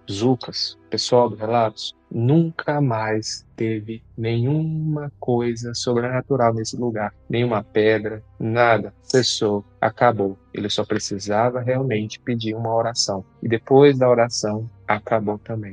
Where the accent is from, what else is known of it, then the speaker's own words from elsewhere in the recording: Goiás, Brazil; Eu sou aqui do estado de Goiás